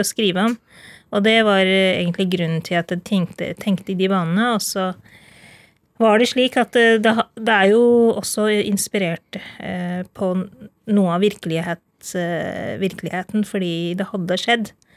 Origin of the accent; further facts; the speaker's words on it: Norway; Jeg er født og oppvokst i Norge